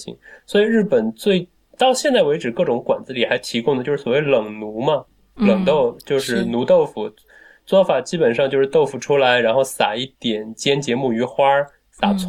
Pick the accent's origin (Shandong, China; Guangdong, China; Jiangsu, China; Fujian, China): Jiangsu, China; Wuxi; 我们无锡至少在我们家乡那一带